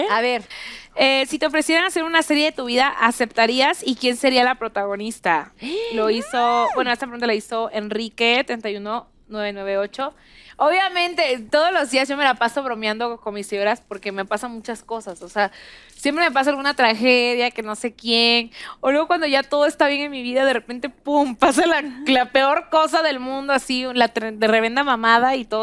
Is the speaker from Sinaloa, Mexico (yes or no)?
no; Xalapa, Veracruz, Mexico; yo soy jalapeña, pero soy de Veracruz.